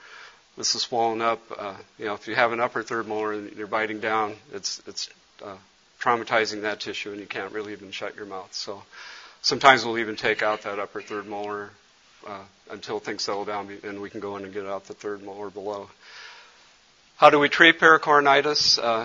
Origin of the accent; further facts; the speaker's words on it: Cameroon; he was from Cameroon and knew I was from Cameroon